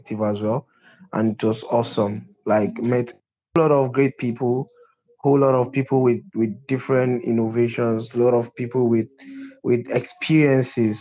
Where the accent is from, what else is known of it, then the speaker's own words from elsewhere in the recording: Kaduna State, Nigeria; also born or lived in Zaria; I'm from the north. I'm from Kaduna State